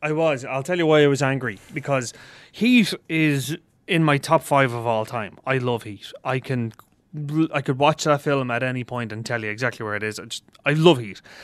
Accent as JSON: {"language": "English", "country": "Ireland", "said": "we are Irish film journalists"}